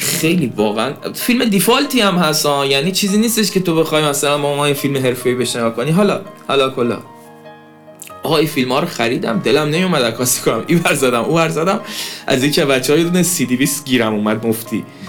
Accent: Ahvaz, Khuzestan, Iran; تو شهر خودمون اهواز

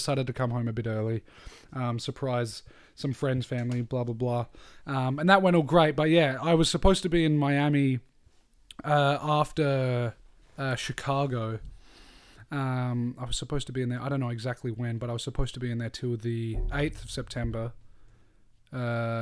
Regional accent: Australia; we're Australian

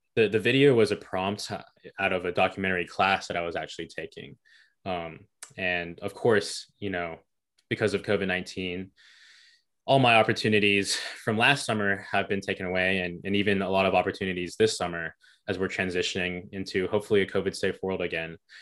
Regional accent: Hickory, North Carolina, United States; Hickory is my hometown

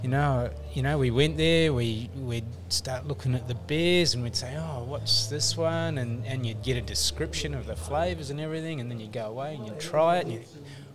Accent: New Zealand; now in Australia; I'm a Kiwi originally

